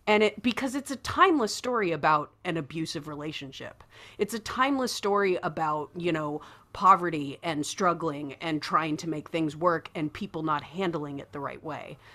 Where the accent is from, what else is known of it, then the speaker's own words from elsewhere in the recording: Midwest, United States; growing up in the Midwest